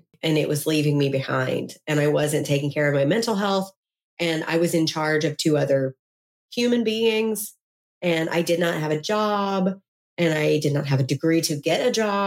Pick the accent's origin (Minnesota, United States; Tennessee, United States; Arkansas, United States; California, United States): Tennessee, United States; Memphis; I'm from Memphis, Tennessee.